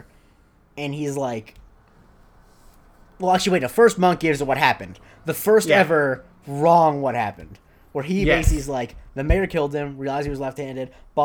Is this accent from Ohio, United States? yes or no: no; Florida, United States; My hometown in Florida doesn't even have a mayor